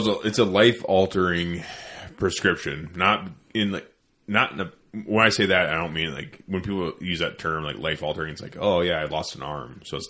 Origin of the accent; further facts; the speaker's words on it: Iowa, United States; I'm from Iowa.